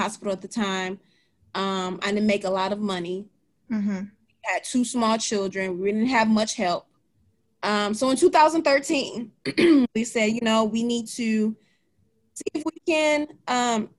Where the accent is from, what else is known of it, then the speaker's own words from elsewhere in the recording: Detroit, Michigan, United States; moved away as an adult; also born or lived in Ypsilanti, Michigan / Redford, Michigan / Ann Arbor, Michigan; Born and raised in Michigan, born and raised in Detroit, Michigan, the heart of Detroit